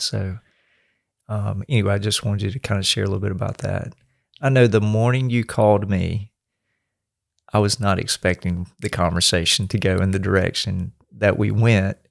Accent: the South, United States; I grew up in the South

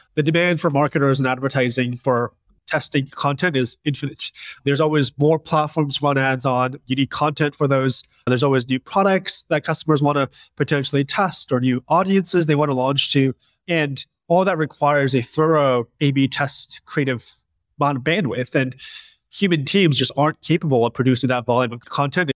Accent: Westchester, New York, United States; I grew up in Westchester, New York

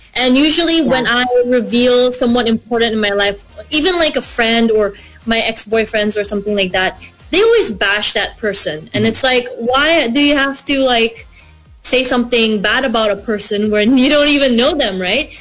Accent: Philippines; moved away as an adult; now in Australia; I'm from the Philippines

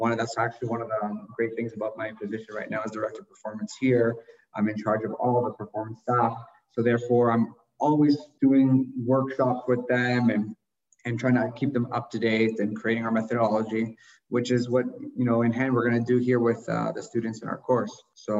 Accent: Canada; moved away as an adult; also born or lived in Miami, United States / Italy; now in Mexico; I'm Canadian. I started out in Canada.

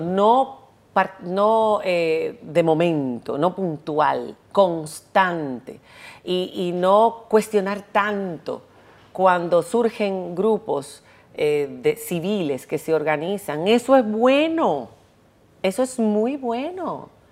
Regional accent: Santo Domingo, Dominican Republic; moved away as an adult; also born or lived in Spain; yo crecí en la UAS

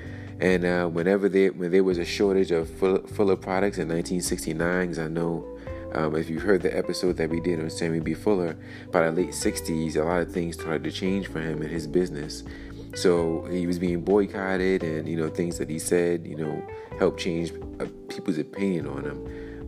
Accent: New York City, New York, United States; While he was living in Brooklyn in 1957, my hometown

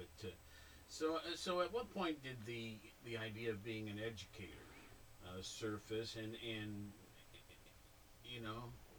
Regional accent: Worthington, Ohio, United States; growing up in Worthington in the 60s

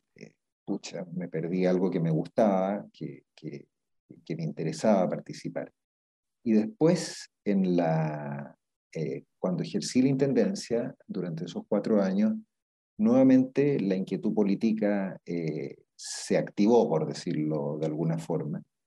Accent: Viña del Mar, Valparaíso, Chile; yo nací en, en Viña del Mar, eh, y he vivido toda mi vida en Viña del Mar

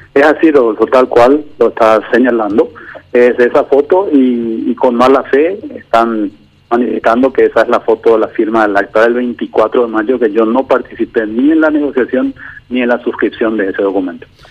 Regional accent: Paraguay; todos juntos como paraguayos

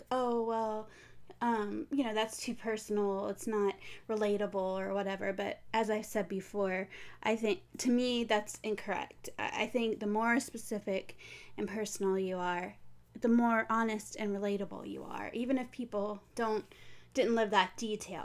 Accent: Pensacola, Florida, United States; Pensacola, where I live

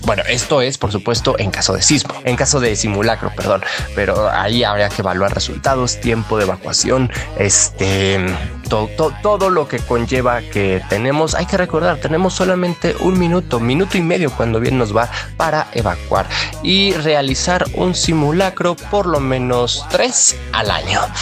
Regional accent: Mexico; quienes somos mexicanos

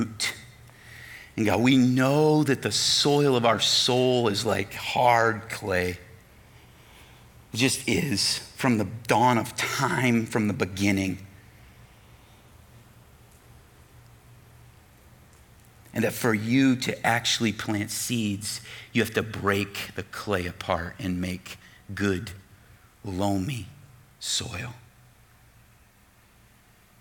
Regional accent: United States; as American Christians

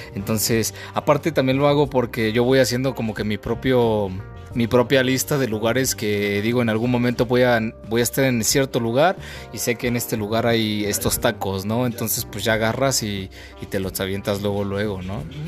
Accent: Mexico; nos representa a nosotros como mexicanos

